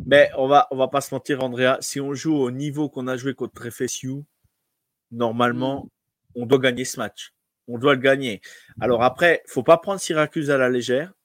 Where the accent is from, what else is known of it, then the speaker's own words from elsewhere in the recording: France; chez nous en France